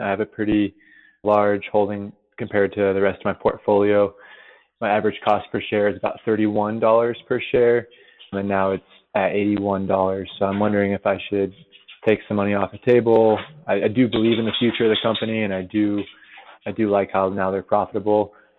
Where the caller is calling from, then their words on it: Denver, Colorado, United States; I'm calling from Denver.